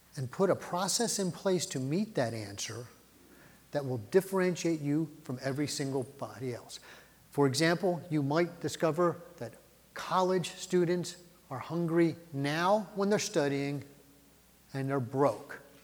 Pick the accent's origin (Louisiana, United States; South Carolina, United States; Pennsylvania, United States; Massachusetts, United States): Pennsylvania, United States; Philadelphia; I grew up in Philly.